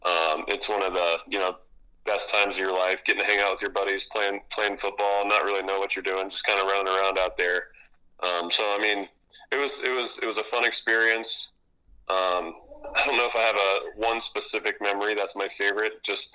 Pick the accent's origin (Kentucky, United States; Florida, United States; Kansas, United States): Florida, United States; Orlando; also born or lived in Japan; I am from Orlando, Florida. I grew up in a Navy family, so my dad was in the Navy, so we bounced around a little bit when I was younger. Ended up living in Japan for 3 years before my dad retired back in Orlando.